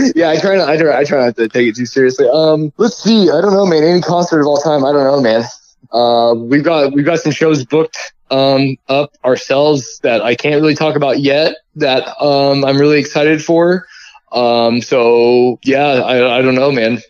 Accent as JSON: {"language": "English", "region": "Indiana", "country": "United States", "tie": "born or raised there", "said": "I'm from Indiana, so like I grew up like everybody like my uh, dad and stuff listened to like country western"}